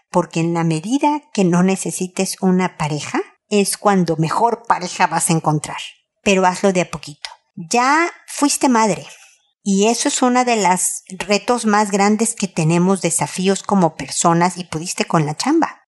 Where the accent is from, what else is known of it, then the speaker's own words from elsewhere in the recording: Mexico; moved away as an adult; also born or lived in United States; now in Santiago, Chile; Yo soy mexicana, vivo en Chile y viví en Estados Unidos.